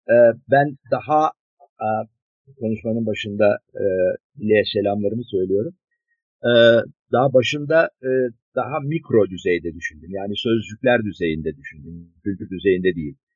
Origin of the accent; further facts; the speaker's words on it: Turkey; Çünkü biz Akdeniz ülkesiyiz. Burası bir Akdeniz ülkesi.